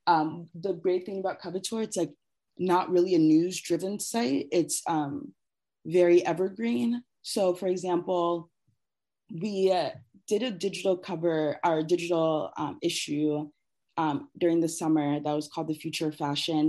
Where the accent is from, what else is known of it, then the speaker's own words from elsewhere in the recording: Columbus, Ohio, United States; I grew up outside of Columbus